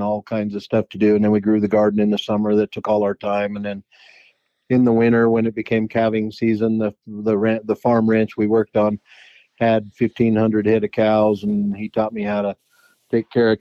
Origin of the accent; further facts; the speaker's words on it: Grand Junction, Colorado, United States; also born or lived in California / Eagle, Colorado / Utah / Wyoming; now in New Mexico, United States; That would have been in Colorado, in Grand Junction, and then up around Eagle, Colorado